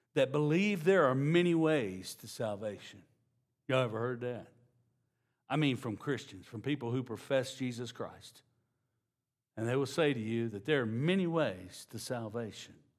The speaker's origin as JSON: {"language": "English", "region": "Louisiana", "country": "United States", "said": "I'm from Louisiana"}